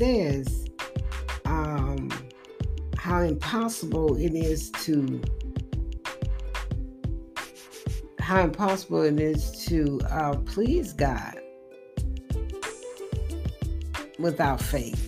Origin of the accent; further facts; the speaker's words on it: United States; I am still an American